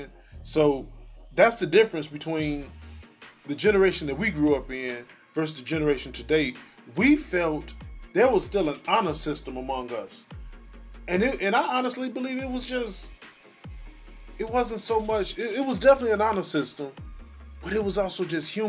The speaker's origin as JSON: {"language": "English", "town": "Chicago", "region": "Illinois", "country": "United States", "tie": "born or raised there", "said": "I was born in Roseland, but I didn't grow up in Roseland. But I ran in them areas"}